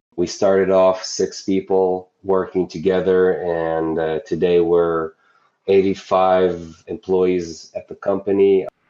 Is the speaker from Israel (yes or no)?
yes; Israel; I'm from Israel